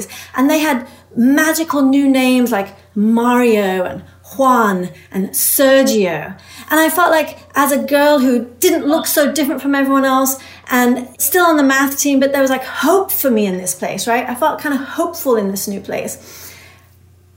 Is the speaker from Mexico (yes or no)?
no; England, United Kingdom; moved away; I was an immigrant growing up in England